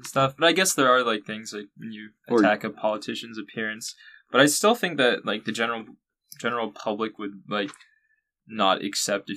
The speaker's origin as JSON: {"language": "English", "town": "Long Beach", "region": "California", "country": "United States", "tie": "born or raised there", "said": "my hometown of Long Beach, California"}